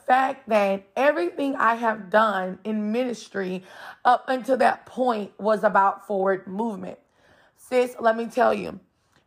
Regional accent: San Francisco Bay Area, Northern California, United States; moved away as an adult; my husband and I, we were born and raised in Northern California, San Francisco Bay Area

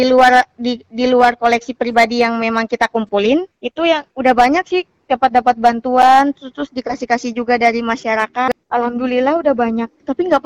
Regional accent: Tulehu, Maluku, Indonesia; Kebetulan yang sangat saya sayangkan itu di desa saya sendiri yang Tulehu itu memang nggak ada sama sekali program-program dari pihak desa

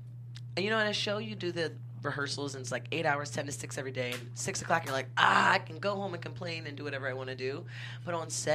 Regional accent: Philadelphia, Pennsylvania, United States; also born or lived in Brooklyn, New York; I am from Philly

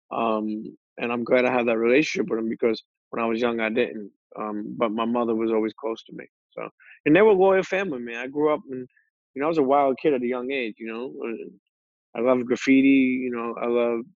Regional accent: Coney Island, New York, United States; also born or lived in Bensonhurst; So me growing up in Coney Island, and the crazy thing is I got the best of both worlds because when I was 14, I did wind up moving into that area.

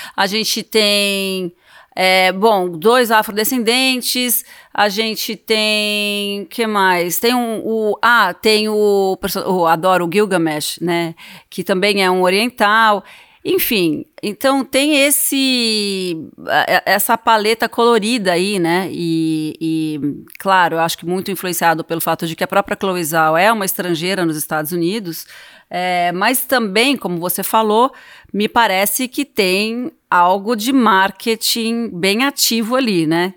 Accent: Brazil; Sou brasileira

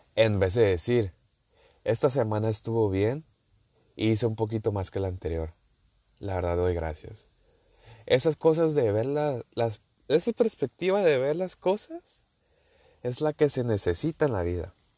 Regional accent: northern Mexico, Mexico; accent: northern; Yo soy mexicano, eh, por si no sabían. Sí, se ha notado mi acento. Y del norte. Vamos a dejarlo así que soy del norte

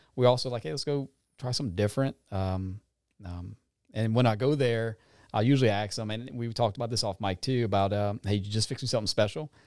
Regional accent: Franklin, Louisiana, United States; was from the Franklin area.

